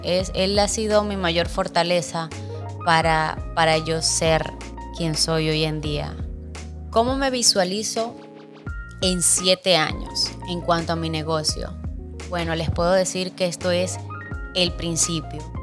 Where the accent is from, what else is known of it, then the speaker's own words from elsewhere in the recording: Venezuela; moved away as an adult; now in Dominican Republic; soy venezolana de sangre colombiana. Mis padres son colombianos, pero nacida en Venezuela.